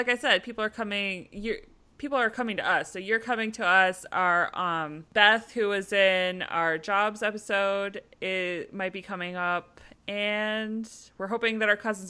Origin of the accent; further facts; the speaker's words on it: Minnesota, United States; We're very Minnesotan here in Minnesota